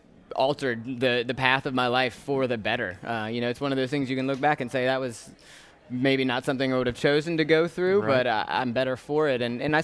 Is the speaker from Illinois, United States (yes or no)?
no; New Orleans, Louisiana, United States; also born or lived in Atlanta; So I'm originally from the New Orleans area. I actually, my family moved around a little bit, so I went to high school in Atlanta